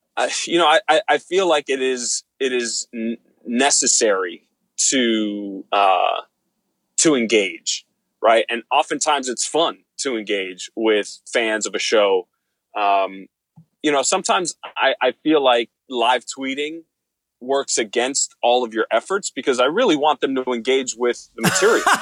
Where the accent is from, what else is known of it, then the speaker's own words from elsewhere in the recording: Miami, Florida, United States; Miami, Florida, my hometown